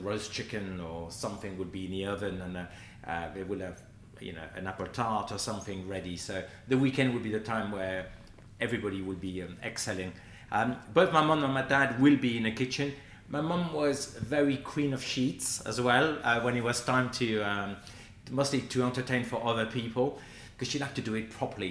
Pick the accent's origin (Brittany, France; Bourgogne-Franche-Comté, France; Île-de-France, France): Brittany, France; Quimper; moved away; I grew up in Brittany where we're famous for pancakes